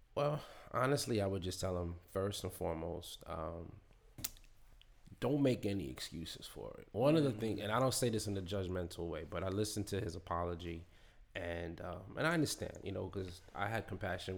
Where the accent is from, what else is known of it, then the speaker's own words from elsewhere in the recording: New York City, New York, United States; I'm from Queens